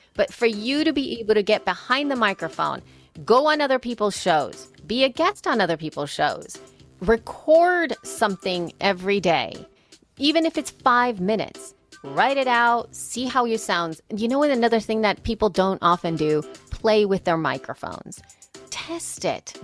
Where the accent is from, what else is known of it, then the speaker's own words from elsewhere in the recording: El Salvador; now in United States; I am from El Salvador. Soy salvadoreña.